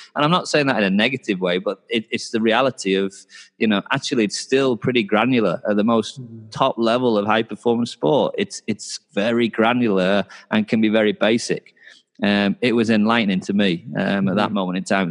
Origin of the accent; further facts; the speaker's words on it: Knaresborough, Yorkshire and the Humber, United Kingdom; also born or lived in Newcastle; I'm from a little town called Knaresborough, which is about an hour south of Newcastle. Uh, I went to Newcastle for university, um, so I'm from kind of North Yorkshire area